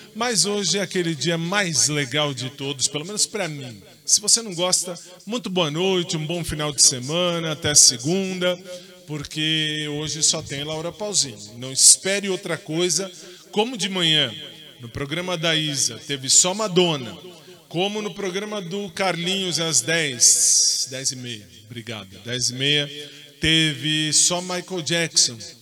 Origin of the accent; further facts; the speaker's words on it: Brazil; eu estou no Brasil, eu sou brasileiro